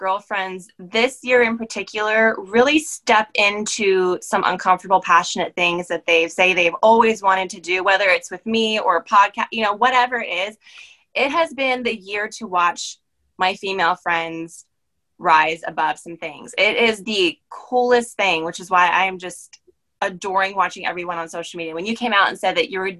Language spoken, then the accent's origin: English; Maryland, United States; moved away as an adult; also born or lived in Pennsylvania; I'm actually from Maryland, so I was back home for me